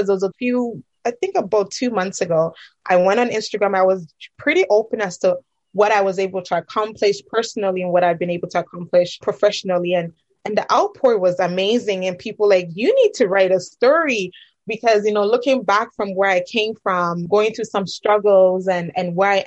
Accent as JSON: {"language": "English", "country": "Ghana", "moved": "yes", "said": "I'm originally from Ghana"}